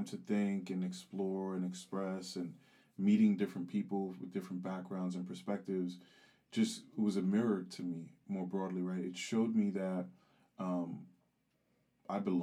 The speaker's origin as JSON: {"language": "English", "country": "United States", "also_born_or_lived": "Geneva, Switzerland", "said": "I'm American"}